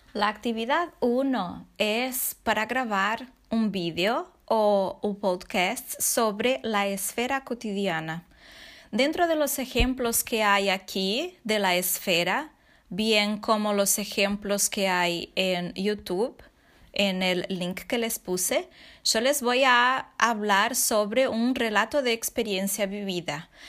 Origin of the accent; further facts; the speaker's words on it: Santa Maria, Rio Grande do Sul, Brazil; Spanish is a second language; nuestra ciudad, Santa María